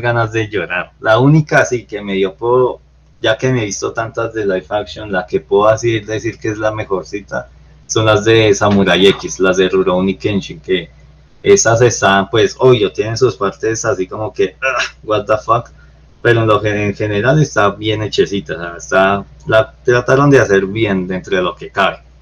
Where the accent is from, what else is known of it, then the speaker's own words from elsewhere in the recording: Colombia; todos somos aquí colombianos